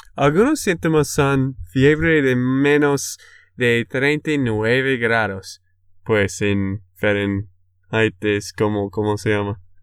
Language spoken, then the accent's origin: Spanish; Texas, United States; de Texas, Estados Unidos